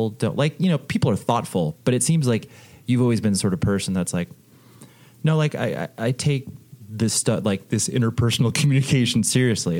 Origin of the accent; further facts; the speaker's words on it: Las Vegas, Nevada, United States; now in Southern California, United States; my hometown that I was born